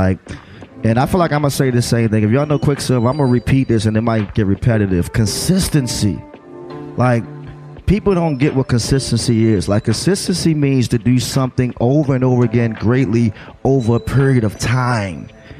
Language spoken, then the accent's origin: English; Baltimore, Maryland, United States; moved away as an adult; now in Washington, D.C., United States; I've been in D.C. now 20 plus years. I'm originally from Baltimore.